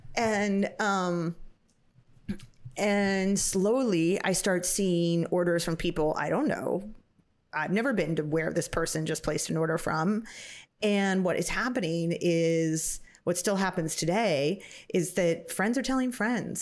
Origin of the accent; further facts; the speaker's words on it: Napa, California, United States; I was lucky to get to grow up in in Napa. Napa Valley